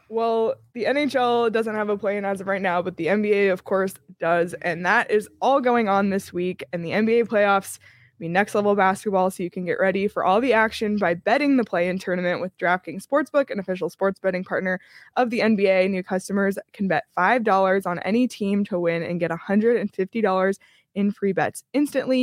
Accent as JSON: {"language": "English", "town": "Toronto", "region": "Ontario", "country": "Canada", "said": "I'm from Toronto"}